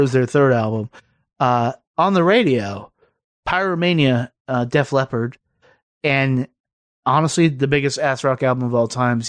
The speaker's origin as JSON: {"language": "English", "region": "Virginia", "country": "United States", "tie": "born or raised there", "said": "So growing up in Southern Virginia, is from here there to Georgia, and it is literally everywhere."}